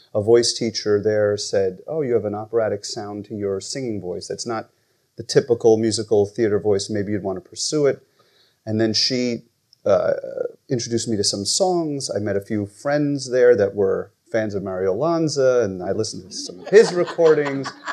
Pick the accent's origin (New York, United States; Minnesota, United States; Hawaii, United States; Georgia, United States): New York, United States; New Rochelle; also born or lived in Michigan; I'm originally from New Rochelle, New York, so not too far from here.